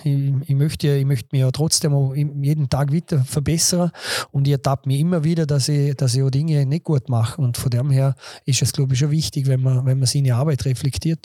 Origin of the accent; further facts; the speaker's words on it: Bregenz, Vorarlberg, Austria; accent: Vorarlbergerisch; moved away as an adult; now in Dornbirn, Austria; bin zwar gebürtiger Bregenzer und, und habe da eigentlich auch meine ganze Jugend verbracht